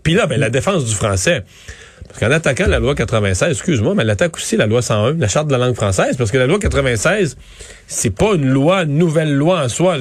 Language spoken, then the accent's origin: French; Quebec, Canada; en tant que Québécois